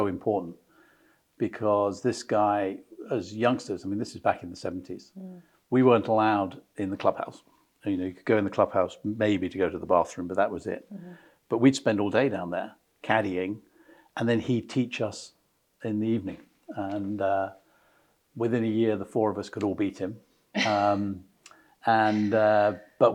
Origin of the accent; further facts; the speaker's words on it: Brighton, South East England, United Kingdom; I was born in Brighton in Sussex, so very much a southerner.